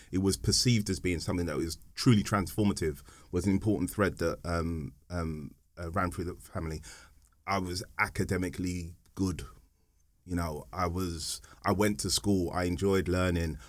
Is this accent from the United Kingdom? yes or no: yes; London, United Kingdom; we were born and bred in Hackney